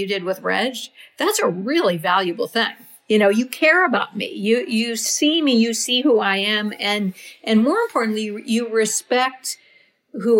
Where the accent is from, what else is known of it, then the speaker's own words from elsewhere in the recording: Reno, Nevada, United States; also born or lived in Napa, California; when I was one and had a newborn sister and a two-year-old sister, my parents moved to Reno